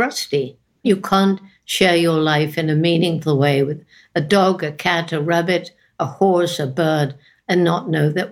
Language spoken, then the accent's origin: English; England, United Kingdom; moved away; when I was growing up in England.